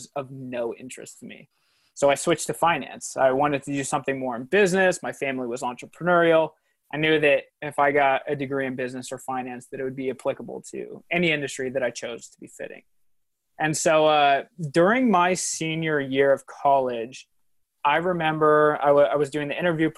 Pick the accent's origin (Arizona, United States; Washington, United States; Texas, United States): Washington, United States; Spokane; I was born and raised in Spokane